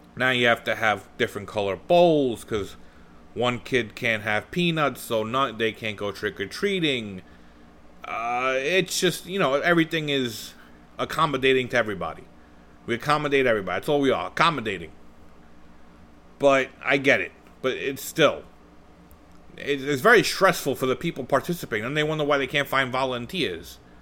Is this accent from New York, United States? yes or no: yes; New York City, New York, United States; we grew up in Bensonhurst